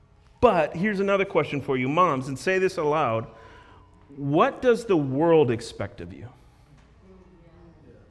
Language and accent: English; Minneapolis, Minnesota, United States; I grew up in Minneapolis